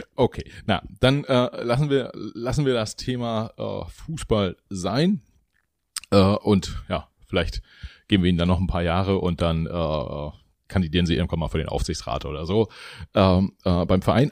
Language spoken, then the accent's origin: German; Mecklenburg-Vorpommern, Germany; ich bin ja auch Mecklenburger, so wie Sie